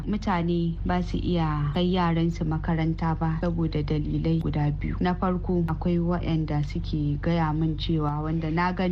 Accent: Nigeria

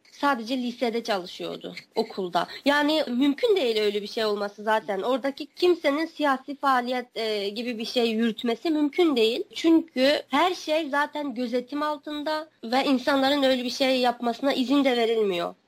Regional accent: Wensu, Xinjiang, China; now in Ankara, Turkey; Benim nahiyem Aksu e, eyaletinin Onsu nahiyesi

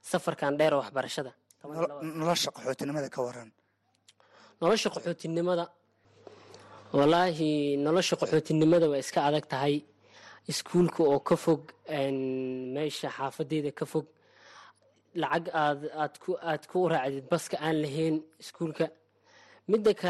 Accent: Mogadishu, Banaadir, Somalia; now in Dadaab, Kenya; waxaan ka imaaday muqdisho soomaaliya

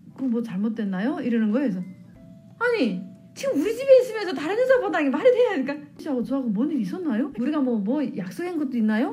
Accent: North Korea; moved away as an adult; also born or lived in China / South Korea; now in Maryland, United States; 저는 북한에서 어, 서해 쪽에 그 서해 바다 쪽에서 살았는데

